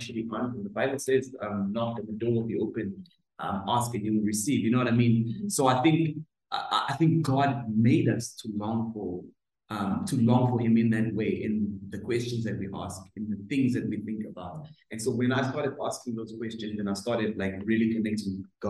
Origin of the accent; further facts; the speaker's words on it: Greytown, KwaZulu-Natal, South Africa; I'm from a small town in KZN called Greytown.